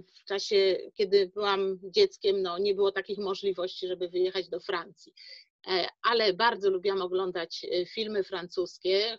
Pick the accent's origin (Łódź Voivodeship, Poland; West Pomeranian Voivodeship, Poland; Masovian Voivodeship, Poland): West Pomeranian Voivodeship, Poland; Szczecin; jestem rodowitą Szczecinianką